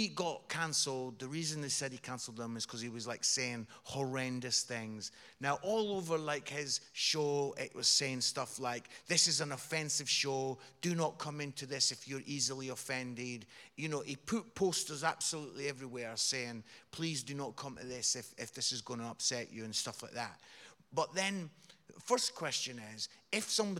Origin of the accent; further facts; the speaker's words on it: Edinburgh, Scotland, United Kingdom; accent: Scottish; Scotland. Yeah. Edinburgh. I'm from Edinburgh.